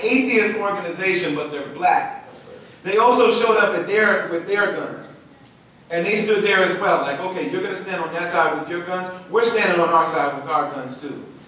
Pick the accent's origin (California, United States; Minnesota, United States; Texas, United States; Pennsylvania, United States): Minnesota, United States; Minneapolis; I'm from Minneapolis